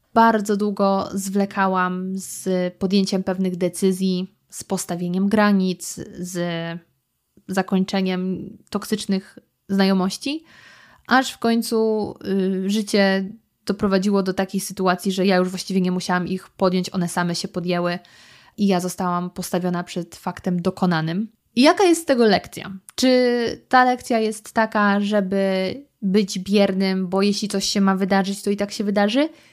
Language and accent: Polish; Lower Silesian Voivodeship, Poland; moved away; ja pochodzę z Dolnego Śląska. U nas jest wiele miejscowości zdrojowych, jak chociażby Świeradów Zdrój, do którego mamy tylko kilka kilometrów